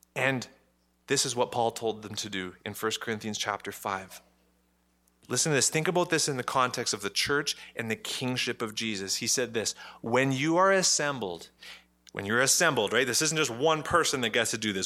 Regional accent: Ottawa, Ontario, Canada; I'm Canadian. I was born in Ottawa.

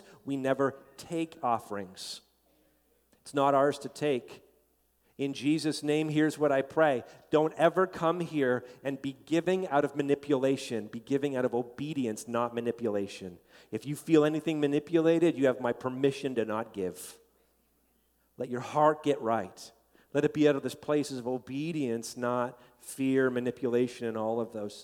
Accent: Canada; as a Canadian

